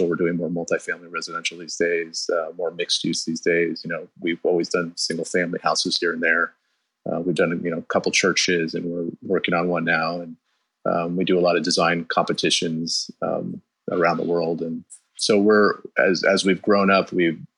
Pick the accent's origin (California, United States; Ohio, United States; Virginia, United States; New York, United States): California, United States; Bay Area, the Peninsula; I grew up in the Bay Area, down in the peninsula